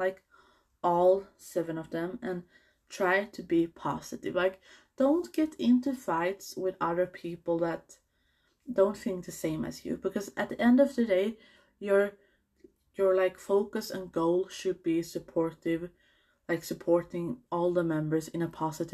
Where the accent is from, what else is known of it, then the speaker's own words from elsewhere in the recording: Sweden; I'm from Sweden